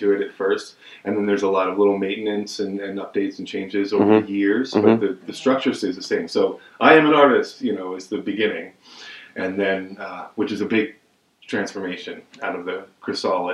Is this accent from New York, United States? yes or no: yes; Hudson Valley, New York, United States; moved away; I grew up in the Hudson Valley